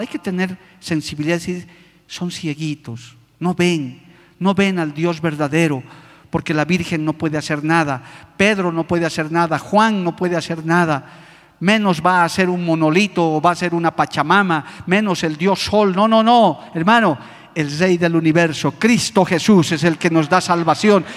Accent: Bolivia; nosotros como bolivianos

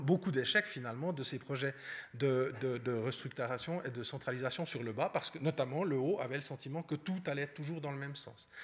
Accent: Vaud, Switzerland; je suis vaudois

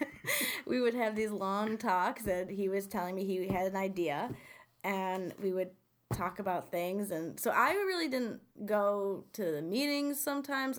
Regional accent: Utica, New York, United States; also born or lived in Deerfield, New York; I was born and raised in Utica

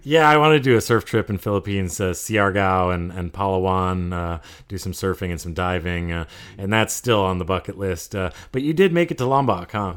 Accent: Vermont, United States; also born or lived in California; now in Bangkok, Thailand; Even though I grew up in Vermont and skied five days a week as a kid

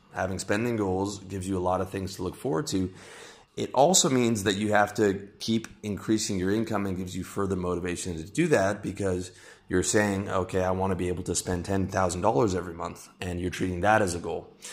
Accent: Canada; now in Southeast Asia; I'm Canadian, my income is mostly from the US

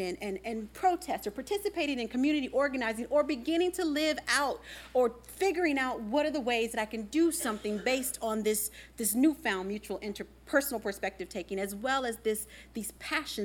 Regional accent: the Midwest, Virginia, United States; growing up in the Midwest. I remember fire drills growing up in Virginia.

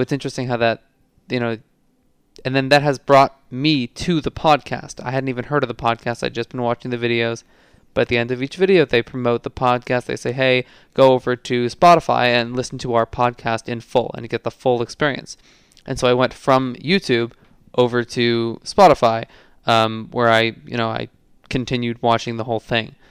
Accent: New York City, New York, United States; It only says I'm from New York City

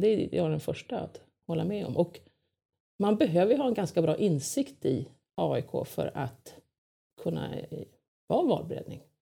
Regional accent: Lidingö, Stockholm County, Sweden; jag är uppvuxen på Lidingö

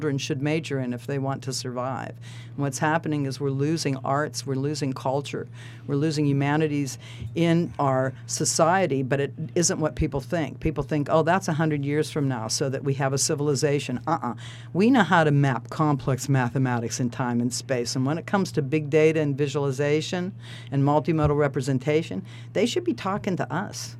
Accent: Palm Beach County, Florida, United States; now in Santa Barbara, United States; I grew up in Palm Beach County, Florida

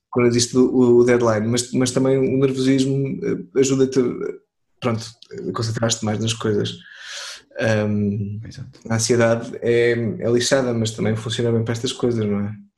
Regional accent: Torres Vedras, Lisbon, Portugal; now in Lisbon, Portugal; eu não cresci em Lisboa, eu cresci em eu sou Torres Vedras, andei lá na escola

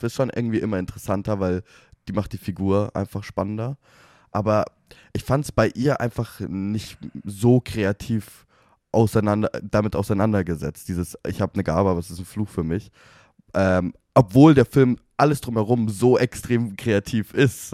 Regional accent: Germany; Wir sind Deutsche

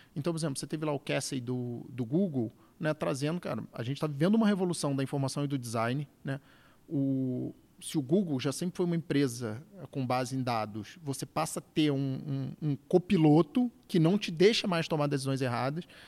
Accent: Rio de Janeiro, Brazil; moved away as an adult; now in São Paulo, Brazil; carioca já em São Paulo há mais de 10 anos

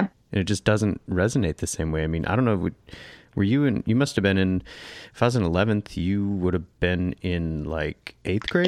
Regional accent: Northern Michigan, United States; we grew up in Northern Michigan

